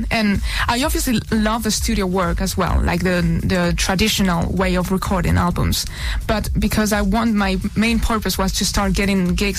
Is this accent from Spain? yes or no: yes; Madrid, Community of Madrid, Spain; also born or lived in Tenerife, Spain / Toulouse, France / Paris, France; now in London, United Kingdom; I was born in Tenerife. in Spain. Great. And my mom was born in Paris. And I've lived most of my life in Madrid.